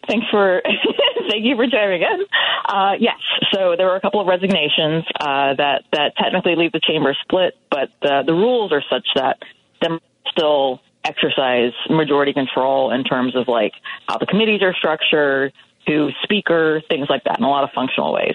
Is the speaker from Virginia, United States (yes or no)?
yes; Virginia, United States; I was born and raised in Virginia